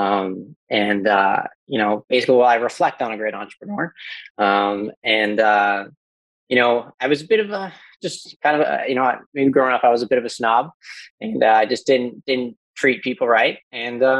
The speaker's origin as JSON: {"language": "English", "region": "Newfoundland and Labrador", "country": "Canada", "said": "I'm from Newfoundland, so we don't get out much, and we haven't gotten off the island"}